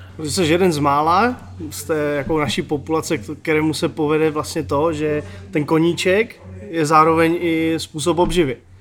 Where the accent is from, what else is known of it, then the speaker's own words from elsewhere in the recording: Ostrava, Moravian-Silesian Region, Czechia; já jsem se narodil tady v Ostravě, uh, začínal jsem s hokejem v Porubě